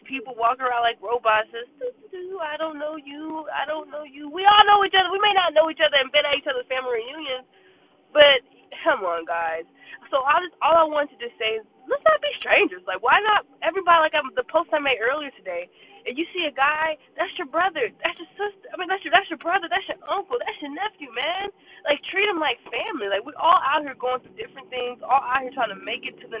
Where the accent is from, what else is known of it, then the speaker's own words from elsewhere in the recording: Jamaica; now in Decatur, Georgia, United States; my entire childhood was raised in Jamaica.